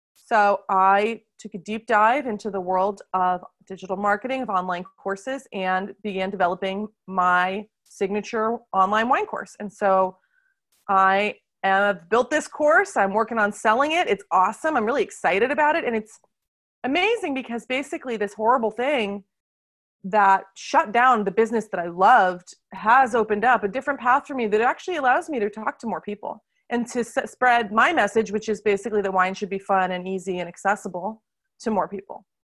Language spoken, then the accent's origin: English; United States; now in Lyon, France; I live in France, where I do wine tastings in Lyon, which is our culinary capital of France, but I'm originally from America